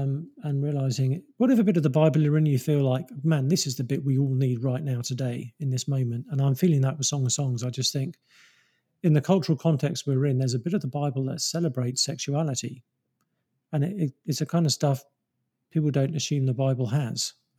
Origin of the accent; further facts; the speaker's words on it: England, United Kingdom; I mean, I'm English, so I love English countryside